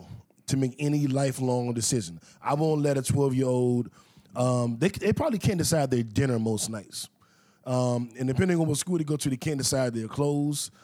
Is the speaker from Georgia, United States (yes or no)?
no; Washington, District of Columbia, United States; I grew up in Mayfair, D.C.